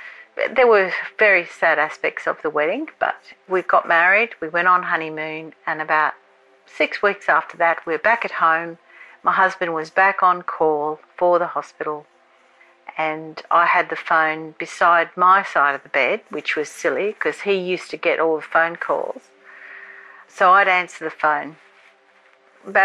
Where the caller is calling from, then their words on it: Australia; I'm calling from Australia.